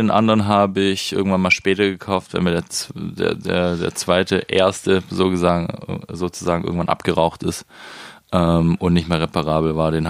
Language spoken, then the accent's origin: German; Biberach an der Riss, Baden-Württemberg, Germany; Das ist äh, zwischen Ulm und Ravensburg, Richtung Bodensee, schön Oberschwaben. Ähm, es war schön da au